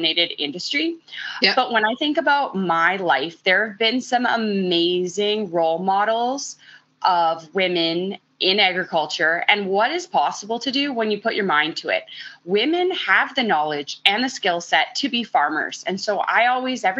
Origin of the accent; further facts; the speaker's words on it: Central Alberta, Canada; I grew up in Central Alberta